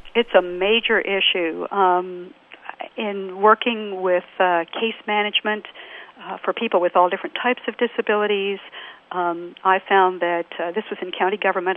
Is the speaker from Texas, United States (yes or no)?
yes; Texas, United States; another Texan